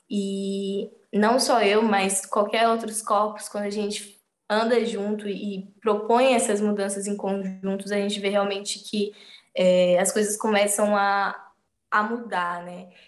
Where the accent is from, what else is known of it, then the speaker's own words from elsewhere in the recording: São Paulo, Brazil; E a partir do momento que eu fui entendendo que a minha, na minha quebrada, no, no território, em Emelino Matarazzo, tem espaços que são tão potentes ou maior do que eu posso encontrar no centro